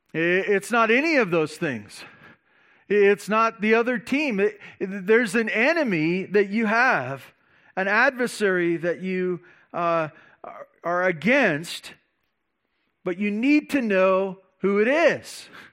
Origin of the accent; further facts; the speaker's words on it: Santa Barbara, California, United States; growing up in Santa Barbara